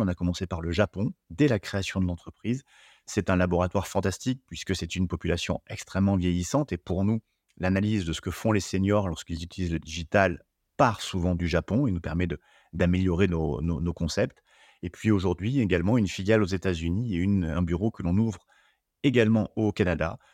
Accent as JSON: {"language": "French", "area": "Limousin", "region": "Nouvelle-Aquitaine", "country": "France", "also_born_or_lived": "Paris region / United States / Spain", "moved": "as an adult", "said": "revenir dans ma région d'origine"}